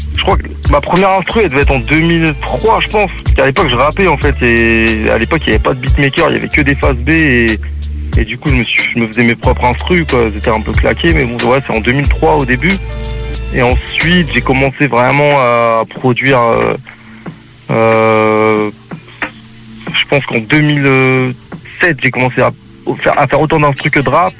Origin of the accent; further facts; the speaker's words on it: Le Havre, Normandy, France; moved away as an adult; now in Cévennes, France; je viens à la base, je viens du Havre, tu vois, en Normandie